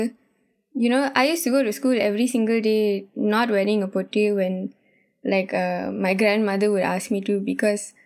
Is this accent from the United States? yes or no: no; Terengganu, Malaysia; now in Kuala Lumpur, Malaysia; me growing up in Terengganu for 12 years